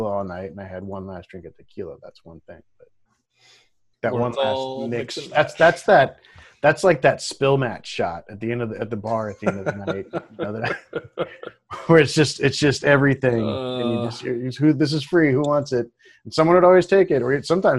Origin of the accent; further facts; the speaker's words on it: Pacific Northwest, United States; growing up in the Pacific Northwest